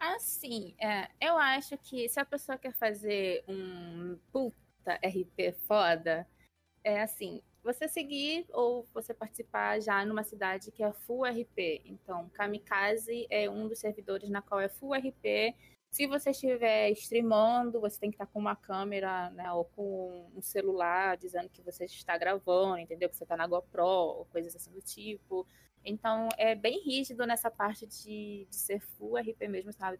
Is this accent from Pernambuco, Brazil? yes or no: no; Rio de Janeiro, Brazil; tenho 24 anos e sou do Rio de Janeiro